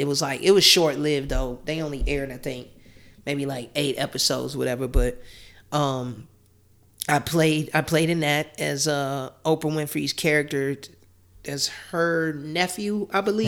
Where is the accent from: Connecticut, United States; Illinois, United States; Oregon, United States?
Illinois, United States; Chicago; born and raised in Chicago